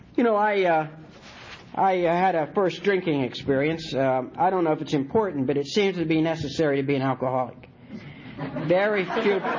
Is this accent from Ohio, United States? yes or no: yes; Martins Ferry, Ohio, United States; moved away as an adult; also born or lived in North Carolina; now in Wilmington, United States; I'm from Ohio.